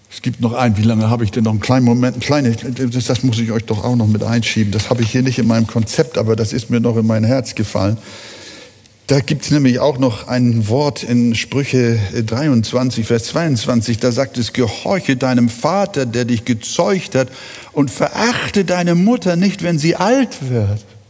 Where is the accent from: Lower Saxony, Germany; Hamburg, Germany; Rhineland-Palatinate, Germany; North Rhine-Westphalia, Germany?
Hamburg, Germany; Billstedt; ich fast jeden Tag drüben von Billstedt, von weit her nach Altona, teils mit dem Fahrrad im Winter, mit der Straßenbahn, dort fast jeden Tag in der Gemeinde gewesen bin